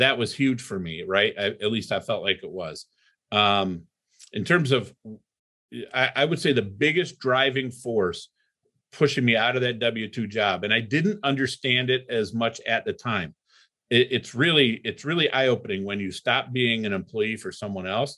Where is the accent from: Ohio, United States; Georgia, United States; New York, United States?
Ohio, United States; Toledo; also born or lived in Cleveland, Ohio; I grew up in Toledo, Ohio